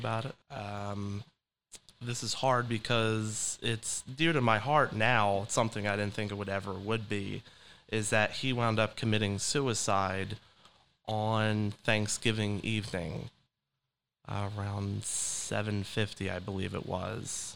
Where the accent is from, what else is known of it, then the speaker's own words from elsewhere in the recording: Delran, New Jersey, United States; also born or lived in Philadelphia, Pennsylvania; I was raised in Del Ran, New Jersey, just right over the bridge from Philadelphia